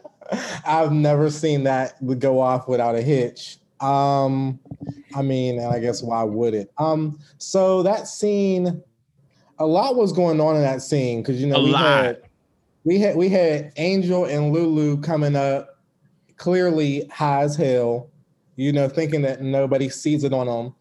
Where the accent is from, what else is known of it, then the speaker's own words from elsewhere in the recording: Pittsburgh, Pennsylvania, United States; In Pittsburgh.